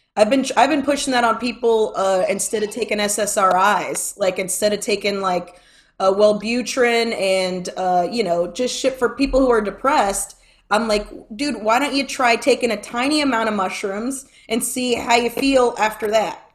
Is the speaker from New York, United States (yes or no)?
no; Florida, United States; I'm from Florida, and I'm not from California